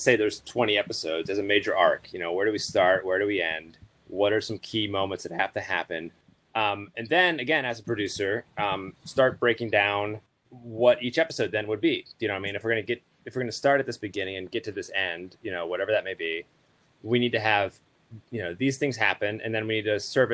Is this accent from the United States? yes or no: yes; Pittsburgh, Pennsylvania, United States; moved away; I am from Pittsburgh originally